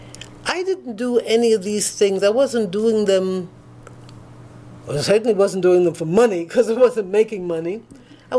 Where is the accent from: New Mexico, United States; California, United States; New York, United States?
New York, United States; moved away as an adult; now in Franklin, United States; I grew up in New York when you couldn't go in certain restaurants.